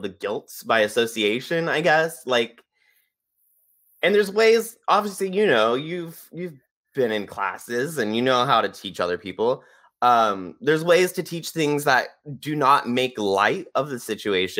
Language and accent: English; California, United States; growing up in California in the 90s.